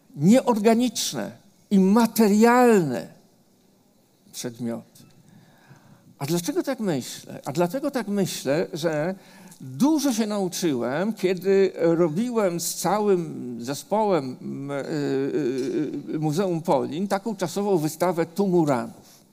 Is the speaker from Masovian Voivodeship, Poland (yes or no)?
yes; Warsaw, Masovian Voivodeship, Poland; ja jako dziecko, bo ja się urodziłem na Muranowie